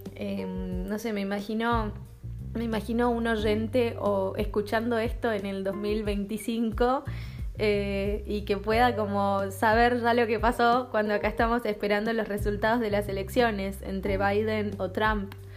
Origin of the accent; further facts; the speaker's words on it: Argentina; also born or lived in Denmark; now in Copenhagen, Denmark; yo soy argentina, vivo en Dinamarca